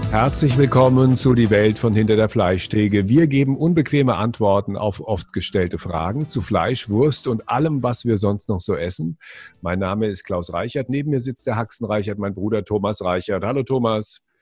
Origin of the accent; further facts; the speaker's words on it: West Germany, Germany; wir sind hier in, in Westdeutschland aufgewachsen